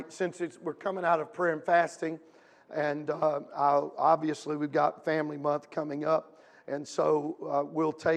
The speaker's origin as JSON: {"language": "English", "region": "Louisiana", "country": "United States", "moved": "yes", "lives_now": "Midwest, United States", "said": "I'm from Louisiana"}